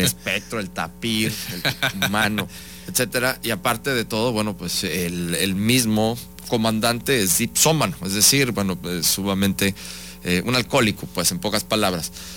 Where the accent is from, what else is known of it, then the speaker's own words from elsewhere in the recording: Mexico; parte de nuestra identidad como mexicanos